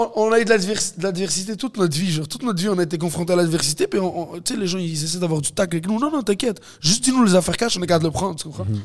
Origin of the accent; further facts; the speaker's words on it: Montreal, Quebec, Canada; je viens de Montréal-Nord, je grandis avec des Haïtiens, des Africains, des Latinos, des Québécois